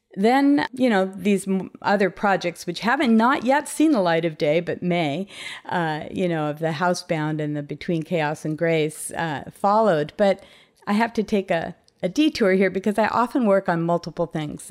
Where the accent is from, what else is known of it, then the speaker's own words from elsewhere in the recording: Compton, California, United States; moved away as an adult; also born or lived in Long Beach / San Francisco; I was born and raised in Compton in Southern California